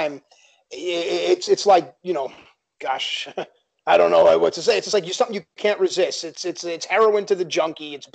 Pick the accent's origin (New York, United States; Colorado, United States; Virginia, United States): New York, United States; New York City; I grew up in Queens, in Bayside, Queens.